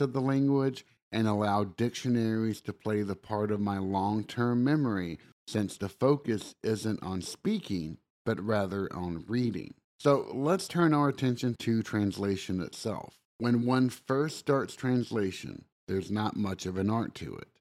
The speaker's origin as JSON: {"language": "English", "region": "the South", "country": "United States", "accent": "southern", "said": "my southern accent"}